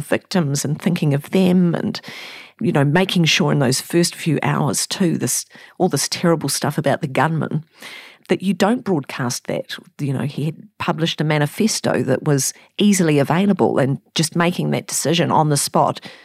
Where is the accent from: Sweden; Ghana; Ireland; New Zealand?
New Zealand; I'm a Kiwi, and I'm broadcasting to other Kiwis